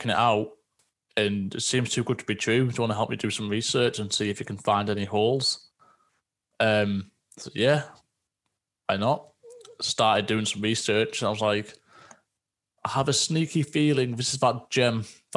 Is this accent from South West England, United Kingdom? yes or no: no; Teesside, North East England, United Kingdom; also born or lived in Scotland; just north of Yorkshire, where we're in a place called Teesside. So we're nicknamed Smoggies